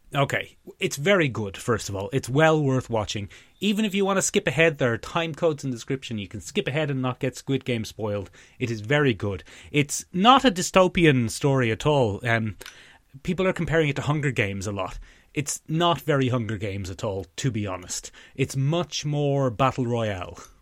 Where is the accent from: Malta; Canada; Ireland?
Ireland; as Irish people of our approximate generation